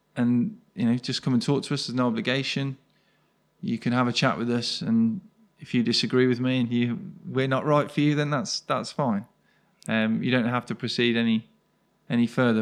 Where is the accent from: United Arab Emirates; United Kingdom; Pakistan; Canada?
United Kingdom; Birmingham, West Midlands; I'm born and bred in Birmingham, live not too far away now